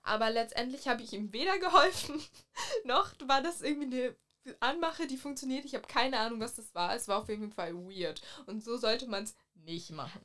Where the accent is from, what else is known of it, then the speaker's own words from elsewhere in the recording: Mecklenburg-Vorpommern, Germany; moved away; ich komme eigentlich aus Mecklenburg.